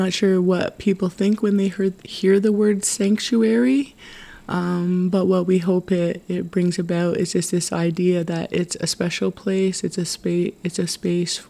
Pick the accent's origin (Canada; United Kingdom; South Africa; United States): Canada; Tyendinaga Mohawk Territory, Ontario; I was born and raised and live in Tyndanega Mohawk Territory